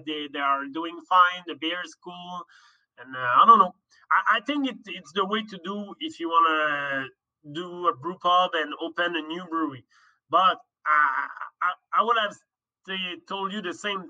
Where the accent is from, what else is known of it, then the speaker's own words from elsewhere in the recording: Laval, Quebec, Canada; I came from Laval, but I lived there for like 15 years.